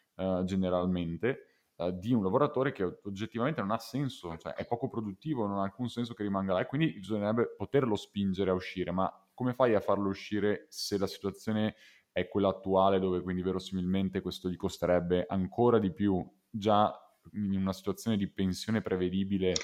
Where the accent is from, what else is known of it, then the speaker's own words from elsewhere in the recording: Veneto, Italy; noi siamo veneti